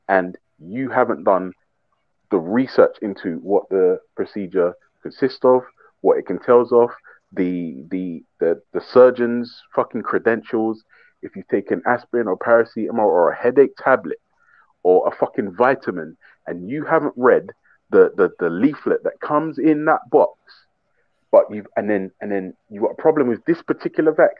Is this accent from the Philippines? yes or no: no; United Kingdom; I'm from the UK.